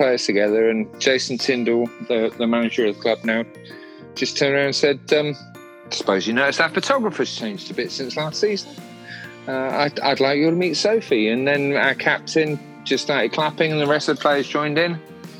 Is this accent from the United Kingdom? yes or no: yes; Bournemouth, South West England, United Kingdom; also born or lived in Saudi Arabia; to get an honorary doctorate from my hometown uni, basically for keep opening my mouth. I tell you what, it was like the biggest honour of my life. And I've actually got the coat of arms of Bournemouth Uni tattooed on my left forearm.